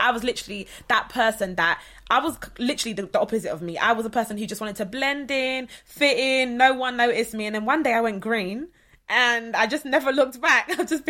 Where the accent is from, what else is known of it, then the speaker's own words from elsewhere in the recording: London, United Kingdom; I'm from Southeast London